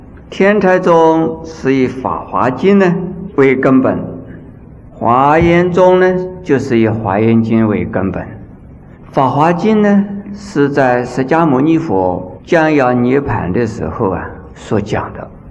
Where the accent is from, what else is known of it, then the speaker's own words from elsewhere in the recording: China; 那这个五种啊，在我们中国人很少吃牛奶的